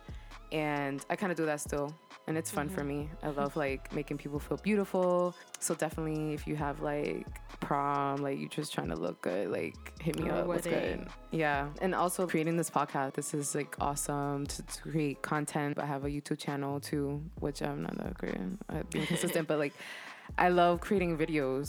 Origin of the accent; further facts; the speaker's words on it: Boston, Massachusetts, United States; I was born and raised in Boston